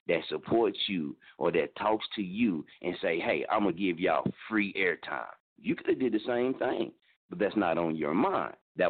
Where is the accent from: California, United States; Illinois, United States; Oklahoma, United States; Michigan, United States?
Oklahoma, United States; Muskogee; moved away; also born or lived in Wichita, Kansas; I'm from Muskogee, Oklahoma